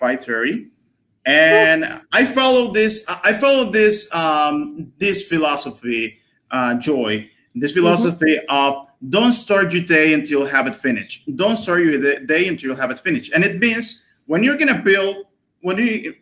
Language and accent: English; Dominican Republic; I'm from the Dominican Republic, a pretty known country on this side of the world.